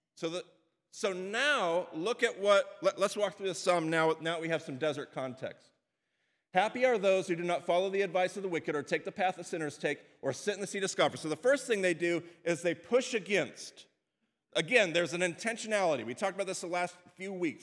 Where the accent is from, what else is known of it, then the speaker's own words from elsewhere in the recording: United States; as Western American Christians.